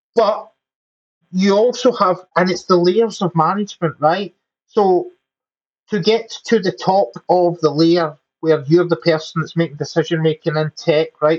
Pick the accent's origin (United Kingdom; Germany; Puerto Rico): United Kingdom; Glasgow, Scotland; moved away as an adult; also born or lived in England; now in Scotland, United Kingdom; Glaswegians, which is my hometown.